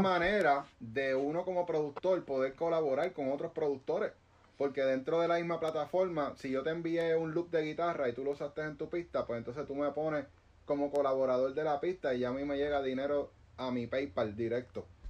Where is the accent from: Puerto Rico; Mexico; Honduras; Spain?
Puerto Rico; Guaynabo; aquí nosotros estamos en Puerto Rico, somos, de Guaynabo